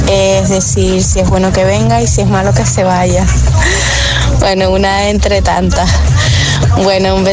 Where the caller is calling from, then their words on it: Valencia, Valencian Community, Spain; Buenos días, agitadores … de Valencia.